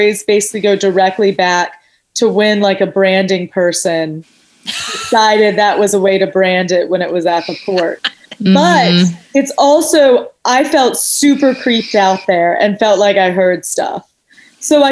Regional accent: Chapel Hill, North Carolina, United States; now in Los Angeles, United States; I'm from Chapel Hill in North Carolina.

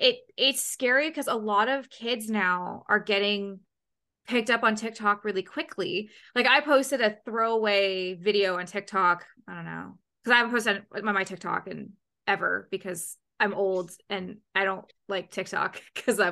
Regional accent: Canada; being a Canadian

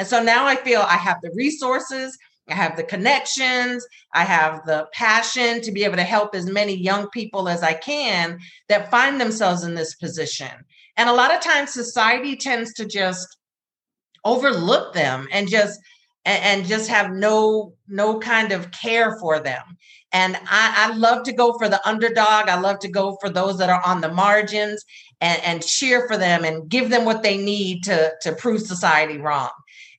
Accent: North Carolina, United States; I'm from North Carolina. So, you know, you got that little Southern, hey, how you doing? How y'all doing?

